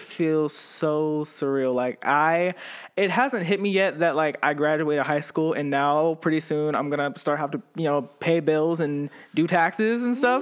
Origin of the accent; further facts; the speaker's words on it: Ravenna, Ohio, United States; also born or lived in Youngstown, Ohio; growing up in Ravenna, it was, I actually, I was born in Youngstown, and then my mom got married and she moved, and we moved to Ravenna